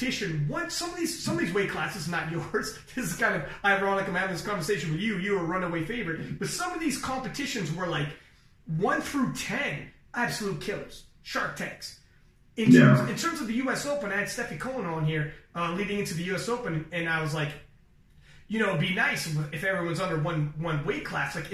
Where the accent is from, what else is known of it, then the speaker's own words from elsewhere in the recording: Toronto, Ontario, Canada; I'm from Toronto